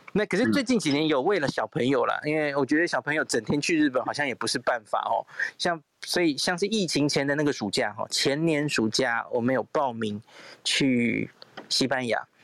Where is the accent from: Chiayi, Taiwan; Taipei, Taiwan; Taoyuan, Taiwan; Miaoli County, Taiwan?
Taipei, Taiwan; 我是从小在台北长大的小孩